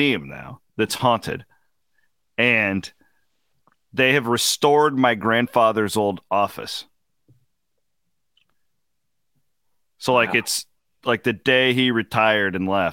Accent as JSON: {"language": "English", "town": "Clarinda", "region": "Iowa", "country": "United States", "also_born_or_lived": "Shenandoah, Iowa", "said": "I'm from Clarinda. I worked in Shenandoah for 3 years"}